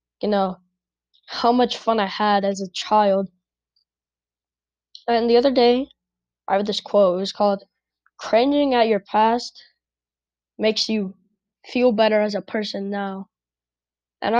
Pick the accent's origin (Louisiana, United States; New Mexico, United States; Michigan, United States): New Mexico, United States; Albuquerque; I live in Albuquerque, New Mexico. And I think growing up in Albuquerque